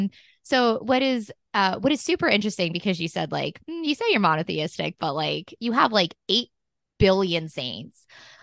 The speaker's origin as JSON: {"language": "English", "region": "New Jersey", "country": "United States", "tie": "born or raised there", "said": "especially because like I grew up in Jersey where, you know, everyone, it seems, is culturally Catholic"}